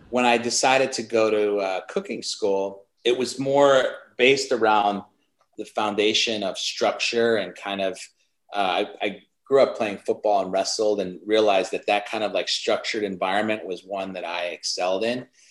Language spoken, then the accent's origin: English; Chicago, Illinois, United States; I grew up in Chicago